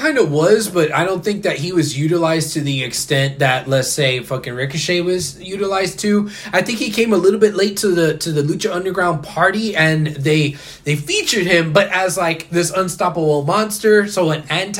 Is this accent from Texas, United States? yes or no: yes; Texas, United States; Maybe it's because I'm a Texan